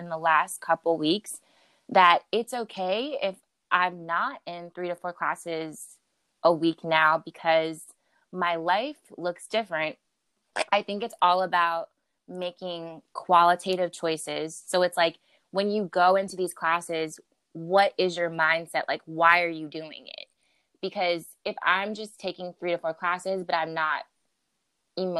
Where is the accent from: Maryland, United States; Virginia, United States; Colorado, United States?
Maryland, United States; now in New York, United States; originally I'm from the DMV, so I'm from Maryland, and I moved to New York to be to pursue dance as an art form